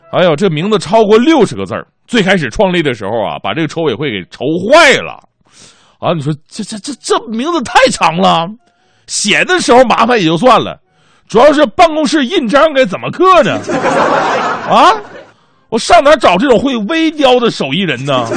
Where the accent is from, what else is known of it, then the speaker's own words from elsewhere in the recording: Changchun, Jilin, China; 家乡长春